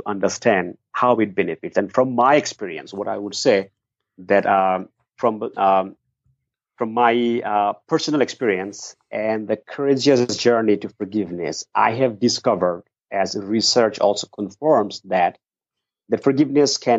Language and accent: English; Dhaka, Dhaka Division, Bangladesh; moved away as an adult; now in United States; I was born in Dhaka, the capital city of Bangladesh.